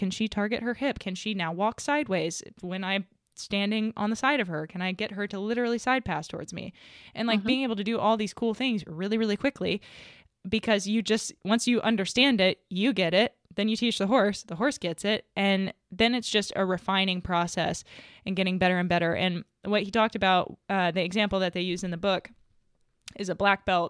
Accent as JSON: {"language": "English", "region": "the South", "country": "United States", "tie": "born or raised there", "said": "I was raised in the South"}